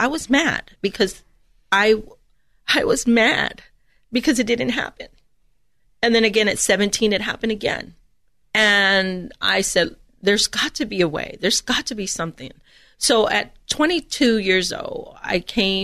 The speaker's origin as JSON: {"language": "English", "town": "Edinburg", "region": "Texas", "country": "United States", "said": "I'm from the Rio Grande Valley, so I'm from South Texas, Edinburgh, Texas"}